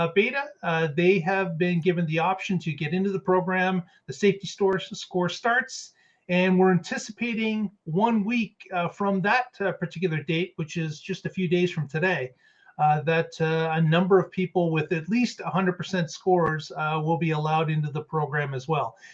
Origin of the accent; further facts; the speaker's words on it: Canada; I'm Canadian